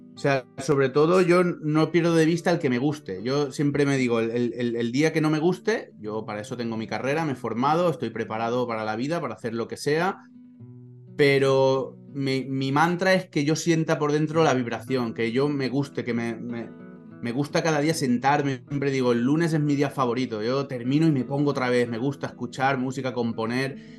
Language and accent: Spanish; Valencian Community, Spain; como buen valenciano